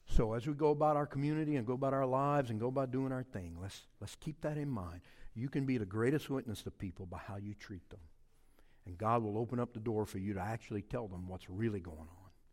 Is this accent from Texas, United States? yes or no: no; Cajun community, Louisiana, United States; We were the Smiths of the Cajun community